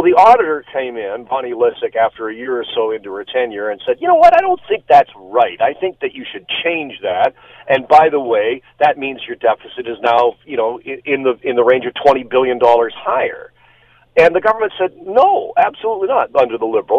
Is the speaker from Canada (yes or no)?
yes; Burlington, Ontario, Canada; I grew up in Burlington